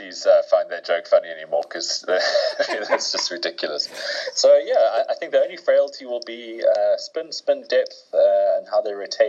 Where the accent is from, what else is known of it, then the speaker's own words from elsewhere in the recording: South Africa; as a South African